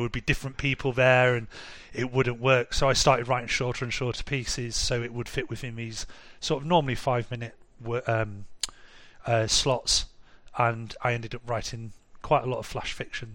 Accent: Harrogate, Yorkshire and the Humber, United Kingdom; moved away as an adult; now in Munich, Germany; in my hometown, which is quite a rich town in North Yorkshire called Harrogate

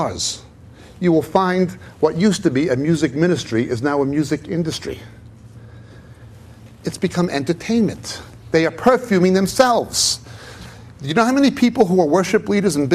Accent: United States; also born or lived in Israel; now in England; I live mainly in England than in Israel, even though I was born in America.

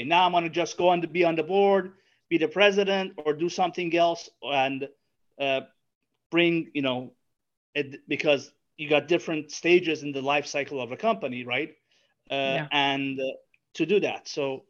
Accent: New Orleans, Louisiana, United States; I'm from New Orleans. It's my alma mater.

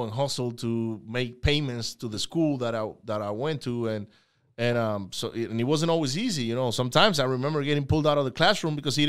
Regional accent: Venezuela; moved away; I grew up in Venezuela

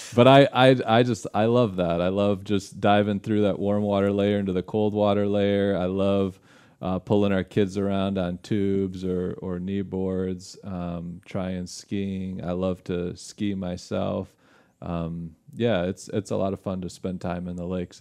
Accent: Holland, Michigan, United States; moved away as an adult; also born or lived in Chicago, Illinois; now in Kosciusko County, Indiana, United States; I grew up in Holland, Michigan, and, which is over on the west side of the state, right on the shores of Lake Michigan

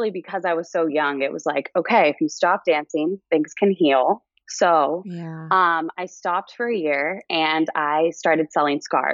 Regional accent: Los Angeles, California, United States; moved away as an adult; also born or lived in New York; I'm from Los Angeles. I grew up, we moved a lot around like Southern California growing up, but I'm from here

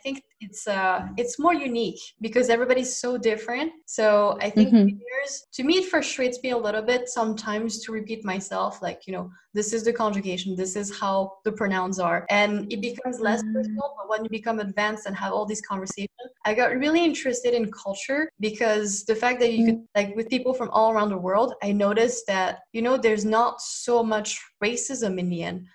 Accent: France; from France.

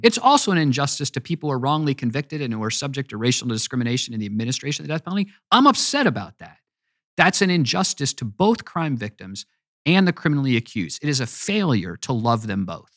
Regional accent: United States; also born or lived in Virginia; I love being an American

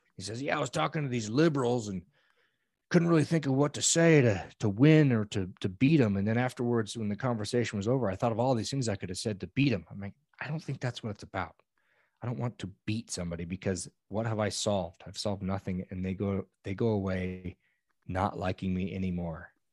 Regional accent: Old Station, California, United States; I am from a little, I call it a village in Northern California of about a hundred people

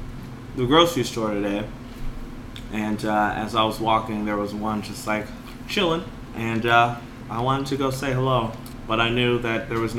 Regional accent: Georgia, United States; Except, you know, you're a woman from Arizona, and I'm a man from Georgia.

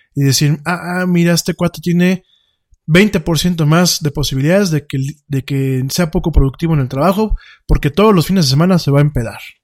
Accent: Mexico; nuestro país

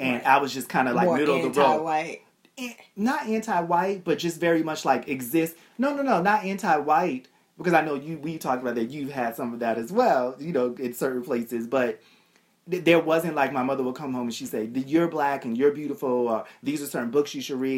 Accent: Boston, Massachusetts, United States; I grew up in Boston.

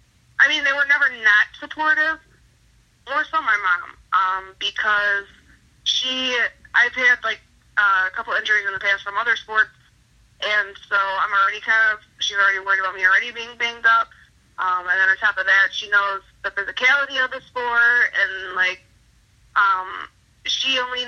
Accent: Chicago, Illinois, United States; But yeah, so growing up in Chicago was fun.

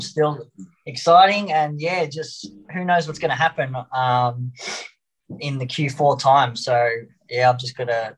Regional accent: Melbourne, Victoria, Australia; Australia. Uh, we're from Melbourne

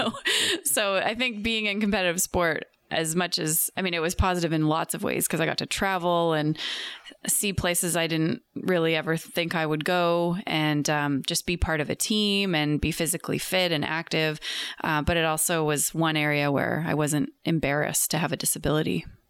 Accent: New Westminster, British Columbia, Canada; I grew up in New Westminster.

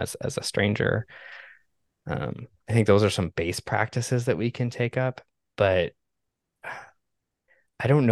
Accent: Canada; I grew up in Canada

